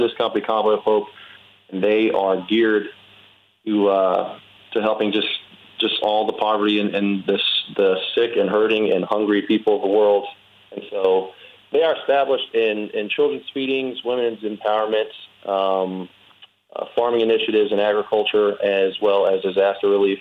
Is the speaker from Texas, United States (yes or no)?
yes; Winnie, Texas, United States; moved away as an adult; now in Pittsburgh, United States; my parents, who was one of the, luckily, the only ones that didn't get flooded there in Winnie, in my hometown